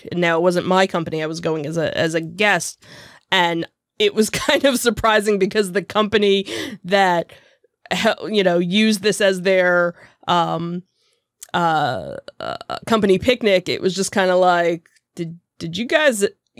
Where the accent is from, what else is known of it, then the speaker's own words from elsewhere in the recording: Jackson, New Jersey, United States; We've got, which is where my hometown was and where I actually worked for many a summer.